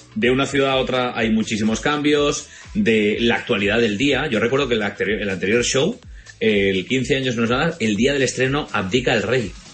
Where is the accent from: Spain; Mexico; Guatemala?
Spain; Valencian Community; como buen valenciano que soy